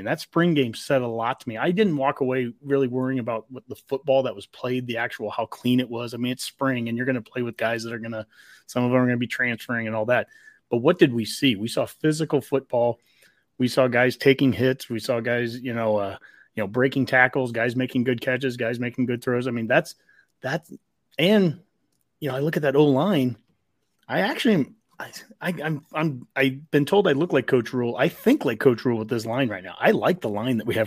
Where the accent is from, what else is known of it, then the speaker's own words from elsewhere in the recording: Columbus, Nebraska, United States; I'm from Columbus